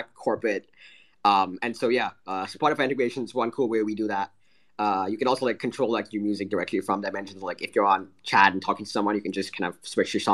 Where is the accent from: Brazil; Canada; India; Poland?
India; I am Indian